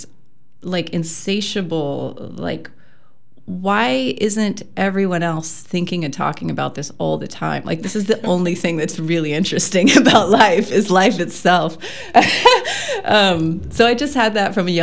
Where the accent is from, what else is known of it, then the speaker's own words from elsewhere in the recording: outside of Austin, Texas, United States; also born or lived in Ontario, Wisconsin; now in Wisconsin, United States; I was born and raised in Texas, right outside of Austin